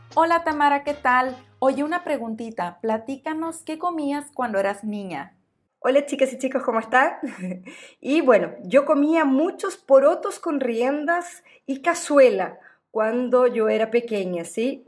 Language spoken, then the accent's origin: Spanish; Mexico